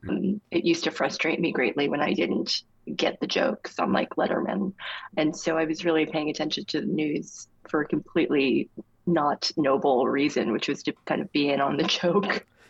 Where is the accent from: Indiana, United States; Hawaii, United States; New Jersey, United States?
New Jersey, United States; near Asbury Park; Asbury Park, New Jersey, which was near my hometown